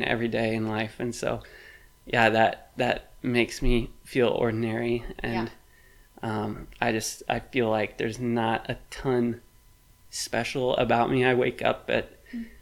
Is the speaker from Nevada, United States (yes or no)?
no; Bloomington, Illinois, United States; now in Peoria, United States; I'm from Bloomington, Illinois. I live in Peoria now.